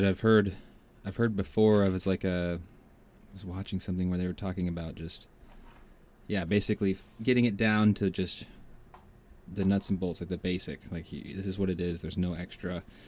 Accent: Washington, United States; moved away as an adult; also born or lived in Bay Area, California; now in California, United States; I am from Washington

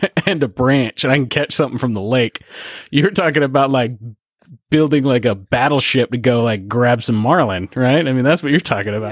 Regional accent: Canada; growing up in Canada and going to the lake every year in the summer

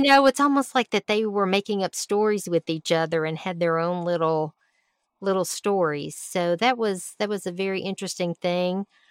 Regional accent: Alabama, United States; moved away; I was from Alabama

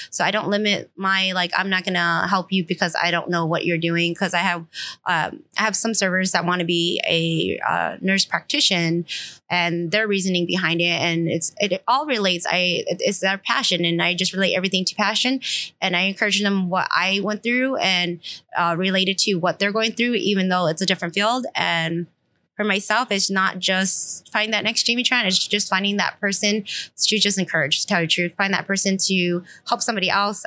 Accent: Stockton, California, United States; I was born in Stockton

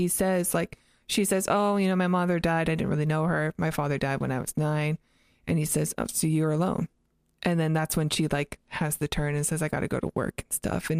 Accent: Canada; also born or lived in United States; But, like, I grew up in Canada and the U.S.

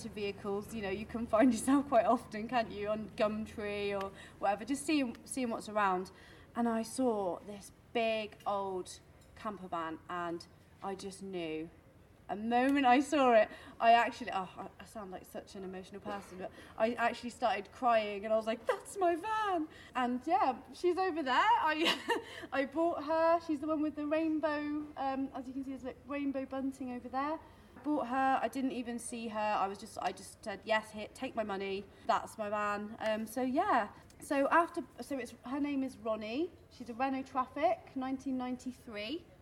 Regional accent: Devon, South West England, United Kingdom; I'm from Devon in the UK.

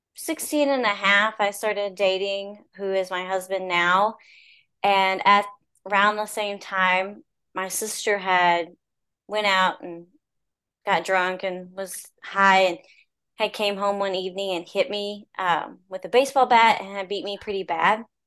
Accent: Stratford, Oklahoma, United States; I grew up in Stratford, Oklahoma, and it was just a rural town.

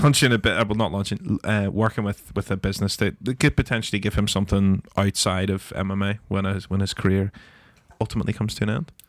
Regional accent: Northern Ireland, United Kingdom; as Northern Irish people

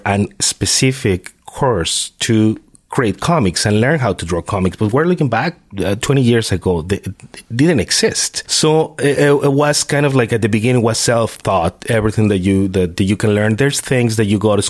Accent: Mexico City, Mexico; moved away as an adult; now in Canada; I'm originally from Mexico. Mexico City, actually, the big city

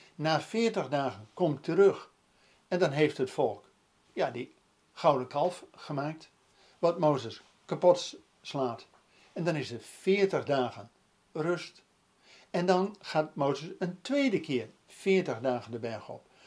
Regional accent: Netherlands; ook als Nederlanders

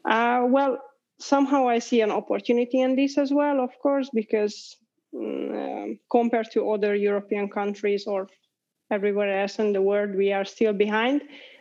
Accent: Budapest, Hungary; English is a second language; moved away as an adult; also born or lived in Poland; now in Helsinki, Finland; I am living in Helsinki, but I'm actually I'm coming from Hungary, from Budapest.

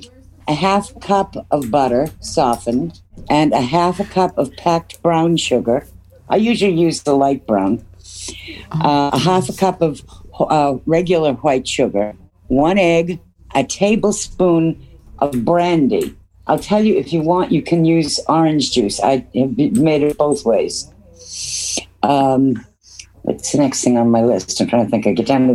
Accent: Onset, Massachusetts, United States; I grew up on Cape Cod in the town where Ocean Spray Cranberries Company was born

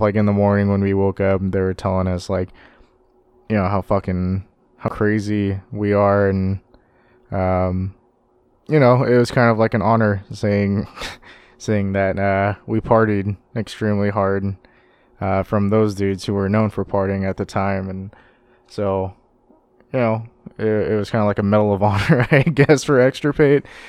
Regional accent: Sacramento, California, United States; growing up in the Sacramento music scene

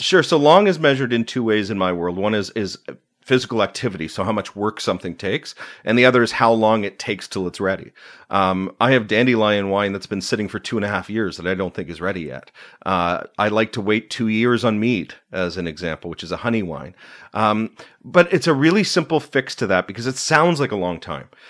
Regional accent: Uxbridge, Ontario, Canada; also born or lived in Markham / East End, Toronto; We moved to Eudora, which is a suburb of Uxbridge, northeast of Toronto

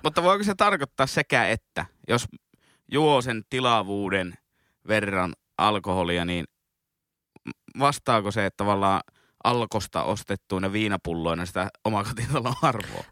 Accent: Kemi, Lapland, Finland; accent: Oulu dialect; moved away; itsekin on Kemistä kotoisin

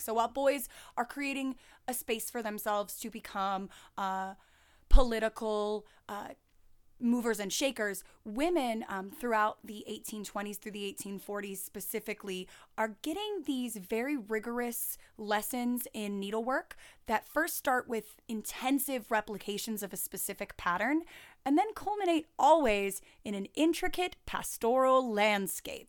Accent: the South, United States; even though I'm from the South, uh, I've been called a Yankee my entire life

